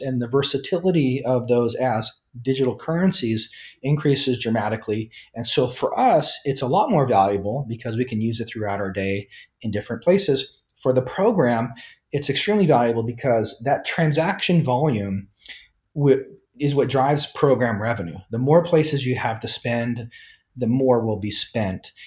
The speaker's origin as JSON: {"language": "English", "region": "Nebraska", "country": "United States", "tie": "born or raised there", "also_born_or_lived": "New York / Japan", "moved": "as an adult", "said": "I'm originally from Nebraska in the United States, grew up there"}